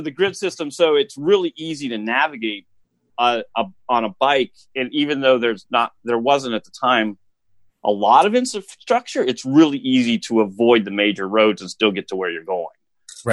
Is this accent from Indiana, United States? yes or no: yes; Indianapolis, Indiana, United States; moved away as an adult; also born or lived in Colorado; I grew up with an Indianapolis eh, address, but out in the country, basically.